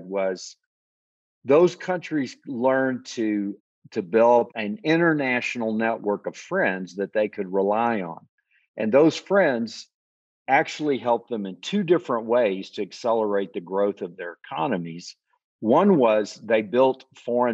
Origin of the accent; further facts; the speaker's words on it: Texas, United States; moved away as an adult; also born or lived in Arkansas; I grew up in Texas